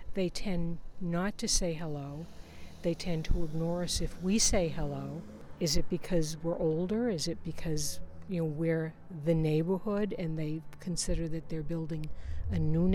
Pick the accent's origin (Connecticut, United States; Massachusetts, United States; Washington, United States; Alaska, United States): Massachusetts, United States; Cambridge; When I grew up in East Cambridge, families tend to concentrate in areas where families who came from the same areas they had emigrated from. It was a very interesting place to grow up in.